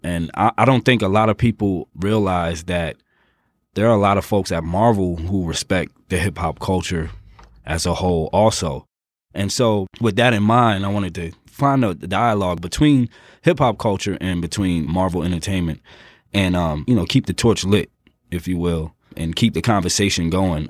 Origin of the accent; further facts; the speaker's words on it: Jersey City, New Jersey, United States; I'm from Jersey City